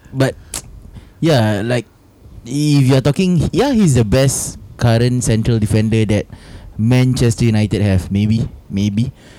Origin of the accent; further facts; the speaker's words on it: Singapore; I'm from Singapore.